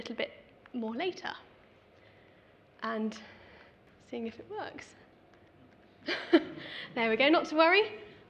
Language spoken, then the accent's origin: English; Devon, South West England, United Kingdom; moved away; I'm originally from Devon